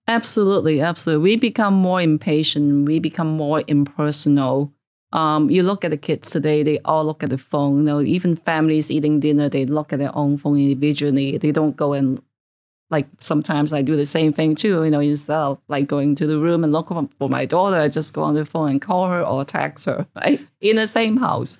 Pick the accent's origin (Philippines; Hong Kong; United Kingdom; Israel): Hong Kong; moved away as an adult; also born or lived in Canada; now in New York, United States; I originally grew up in Hong Kong. I stayed there for about twenty-five years, actually